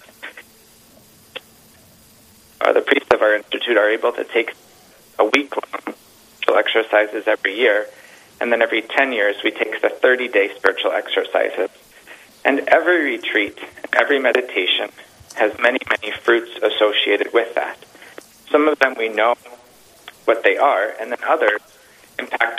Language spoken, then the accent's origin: English; North Dakota, United States; moved away as an adult; now in Mankato, United States; I grew up in North Dakota